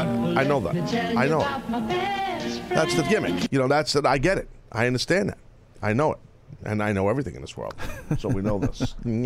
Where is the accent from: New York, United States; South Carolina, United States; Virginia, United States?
New York, United States; New York City; You're a Brooklyn guy like me.